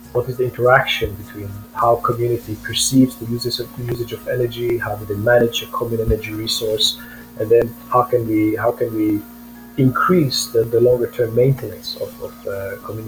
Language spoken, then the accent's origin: English; Romania; I grew up in Romania